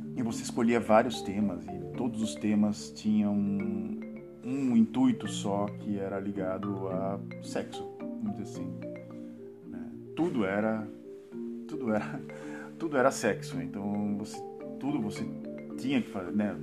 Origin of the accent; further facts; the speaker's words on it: Santos, São Paulo, Brazil; now in Netherlands; eu sou de Santos, né, cara? Então a gente não fala você em Santos, a gente fala tu